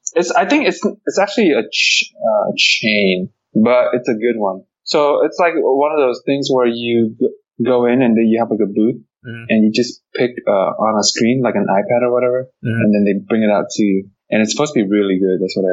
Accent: Santa Ana, California, United States; we grew up in Santa Ana.

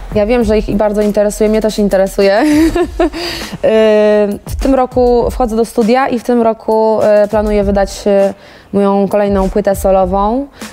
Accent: Ciechanów, Masovian Voivodeship, Poland; zabrać mnie do domu o tej 23 do Ciechanowa

